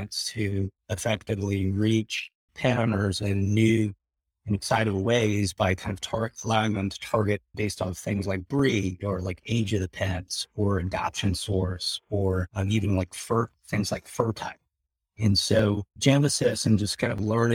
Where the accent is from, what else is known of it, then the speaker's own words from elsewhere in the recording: North Carolina, United States; growing up in North Carolina in the 80s